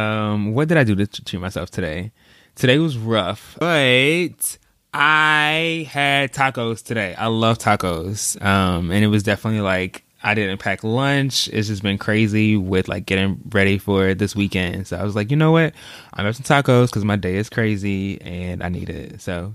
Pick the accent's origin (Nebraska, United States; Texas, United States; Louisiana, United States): Texas, United States; also born or lived in St. Louis; I was born in St. Louis. So we moved from Missouri to Texas